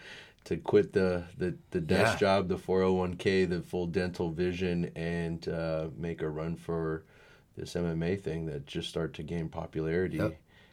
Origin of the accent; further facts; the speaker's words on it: Sacramento, California, United States; also born or lived in Elk Grove, California / Menlo Park, California; I'm Sacramento native. I grew up in South Sacramento. Went to high school in Elk Grove in Laguna.